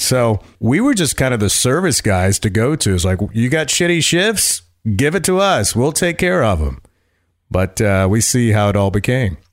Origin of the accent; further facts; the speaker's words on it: Raleigh, North Carolina, United States; moved away as an adult; also born or lived in Myrtle Beach, South Carolina / Los Angeles, California / Ventura, California / Virginia Beach, Virginia; Raleigh, North Carolina was where I was born. Graduated from Western Carolina University